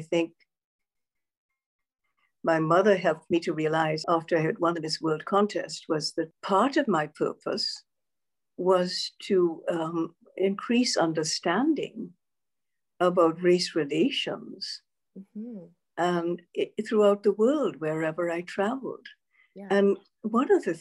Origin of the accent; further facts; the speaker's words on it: Grenada; moved away as an adult; growing up in the Caribbean is that it's a multi-ethnic society